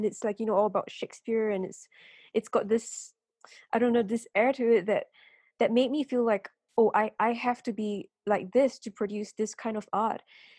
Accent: Singapore; moved away as an adult; also born or lived in London; I come from Singapore

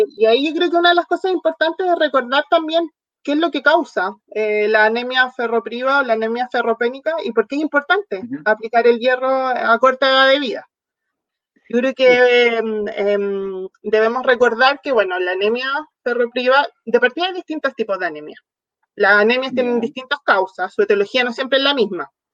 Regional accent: southern Chile, Chile; moved away; also born or lived in near Santiago, Chile; soy del sur de Chile, ahora viviendo ya más cerca de la capital

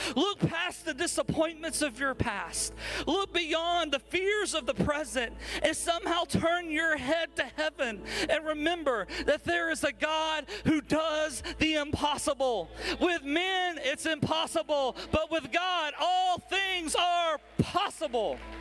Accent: Alabama, United States; I'm from Alabama

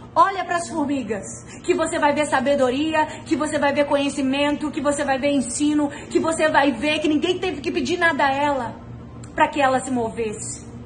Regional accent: Rio de Janeiro, Brazil; moved away; Eu e meu marido, nós viemos de Bangu, meus, nossos pais moram lá

